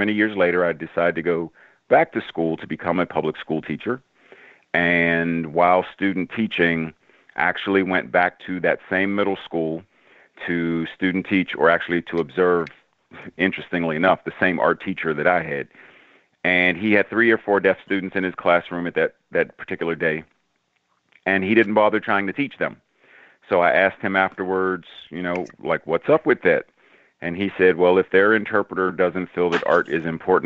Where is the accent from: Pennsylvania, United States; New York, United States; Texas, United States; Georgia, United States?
Pennsylvania, United States; Pittsburgh; moved away as an adult; now in Maryland, United States; I grew up in Pittsburgh